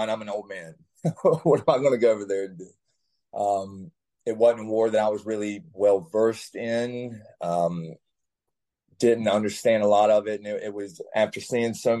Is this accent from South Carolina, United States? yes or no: yes; South Carolina and Texas, United States; moved away; also born or lived in Florida; I grew up in South Carolina and also Texas